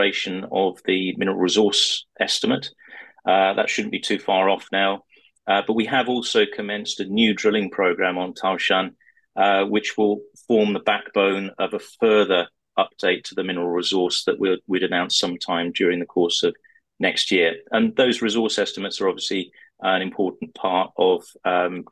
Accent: United Kingdom; also born or lived in Turkey / Western Australia; I speak the language fluently, although obviously you can tell from my accent that I spent most of my life in the UK.

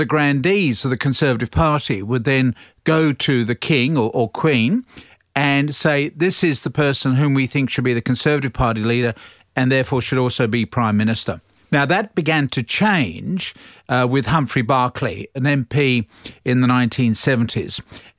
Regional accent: United Kingdom; moved away; when I was growing up in Great Britain

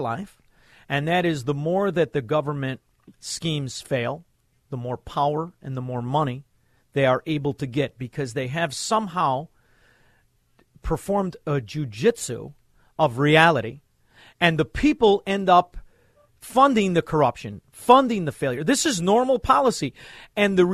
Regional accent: Chicago, Illinois, United States; I'm from Chicago, Illinois, where they perfected the mafia

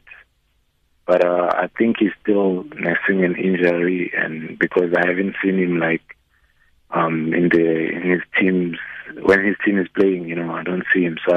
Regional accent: South Africa; moved away as an adult; also born or lived in Portugal; now in France; as a South African

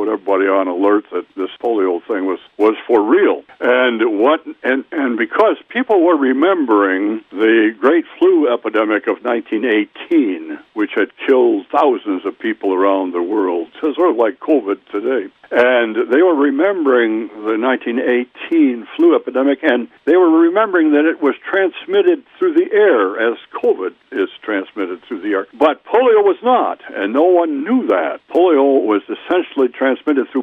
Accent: Wild Rose, Wisconsin, United States; My hometown's Wild Rose

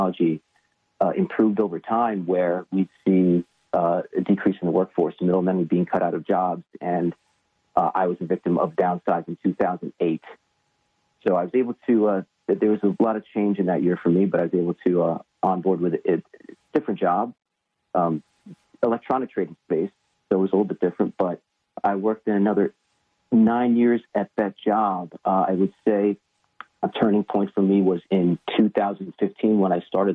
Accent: Long Island, New York, United States; I grew up in Long Island, New York

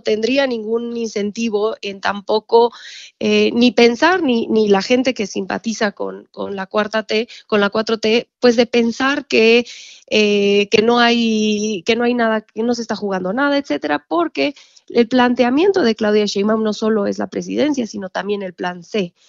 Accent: Mexico; como mexicanos

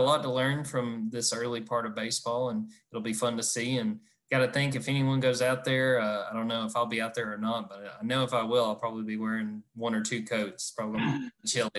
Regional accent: Jasper, Georgia, United States; I'm from North Georgia, from Jasper, Georgia. It never snowed growing up.

